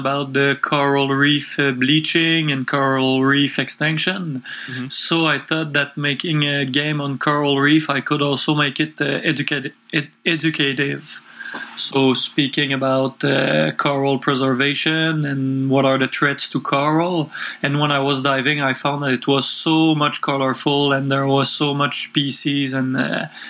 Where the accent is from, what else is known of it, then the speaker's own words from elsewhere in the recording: Quebec City, Quebec, Canada; English is a second language; I'm from Quebec City, which is close to Montreal, and I was born here and grew up here all my life, and still living here.